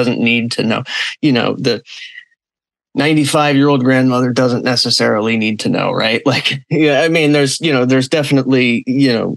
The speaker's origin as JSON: {"language": "English", "town": "Los Angeles", "region": "California", "country": "United States", "moved": "yes", "lives_now": "Florida, United States", "said": "I'm originally from Los Angeles, even if I live in Florida now."}